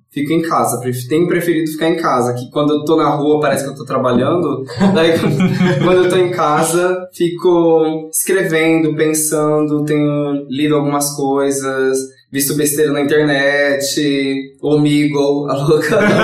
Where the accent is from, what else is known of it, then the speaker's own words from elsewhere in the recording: São Paulo, Brazil; a minha quebrada lá, a Fazenda da Juta